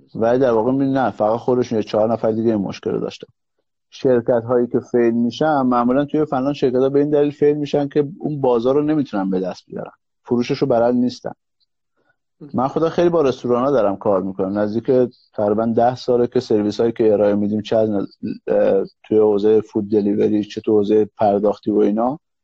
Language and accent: Persian; Iran; moved away as an adult; now in Finland; ما ایرانی ها ما توی نظام سرمایهداری بزرگ شدیم